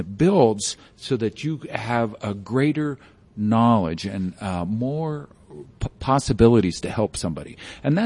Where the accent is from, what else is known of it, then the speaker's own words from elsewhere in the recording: Jefferson County, Colorado, United States; I grew up with in Jeffco